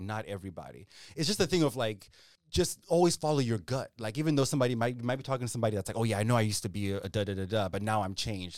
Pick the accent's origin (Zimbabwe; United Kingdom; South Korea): Zimbabwe; also born or lived in Ethiopia; growing up in Zimbabwe or even when we'd visit in Ethiopia